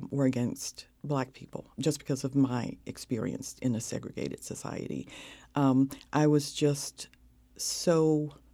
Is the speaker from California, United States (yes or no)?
no; North Carolina, United States; growing up in North Carolina um, in the segregated South in the 50s.